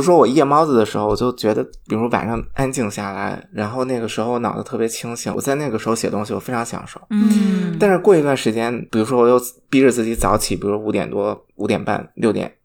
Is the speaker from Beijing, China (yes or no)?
no; Shanxi, China; 我是山西人，山西是睡省